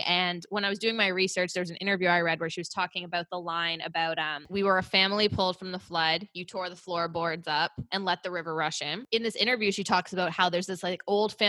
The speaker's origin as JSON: {"language": "English", "town": "Oakville", "region": "Ontario", "country": "Canada", "tie": "born or raised there"}